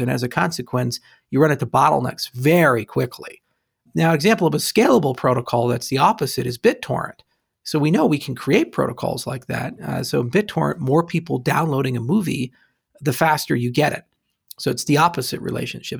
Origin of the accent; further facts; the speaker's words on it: Hawaii, United States; I grew up in Hawaii, so it rained a lot, too.